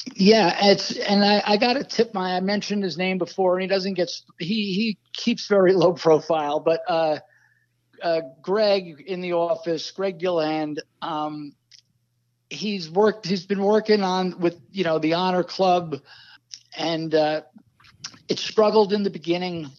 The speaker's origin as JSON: {"language": "English", "region": "New Jersey", "country": "United States", "tie": "born or raised there", "said": "as a kid growing up in North Jersey, not too far from New York"}